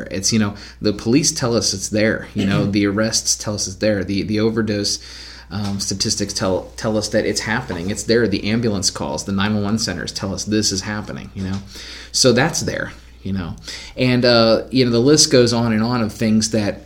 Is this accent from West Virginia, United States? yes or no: yes; Clarksburg, West Virginia, United States; did we ever have segregation in my hometown